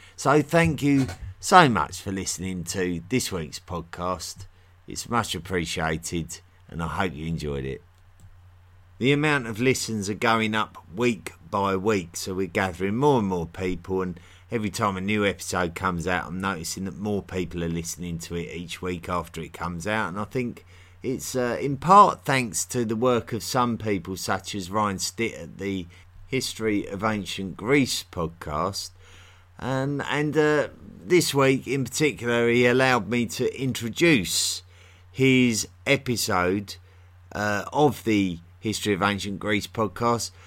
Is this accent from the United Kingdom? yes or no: yes; United Kingdom; accent: typical of the London area; I'm from near London in England. And, uh, that's, uh, my accent is typical of that area